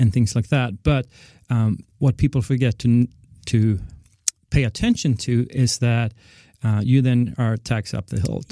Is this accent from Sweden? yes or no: yes; Sweden; moved away as an adult; also born or lived in London; now in United States; I grew up in Sweden